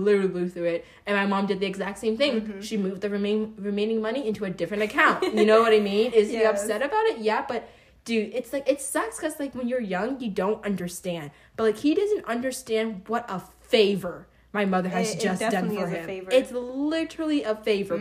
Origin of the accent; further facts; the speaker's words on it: Pennsylvania, United States; moved away; I'm originally from Pennsylvania, so I'm not from Florida